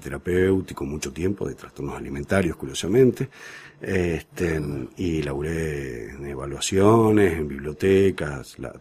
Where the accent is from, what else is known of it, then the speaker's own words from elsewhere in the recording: Salta, Argentina; moved away as an adult; now in Buenos Aires, Argentina; yo vengo de Salta. Eh, me venía a estudiar acá a Buenos Aires y estoy viviendo acá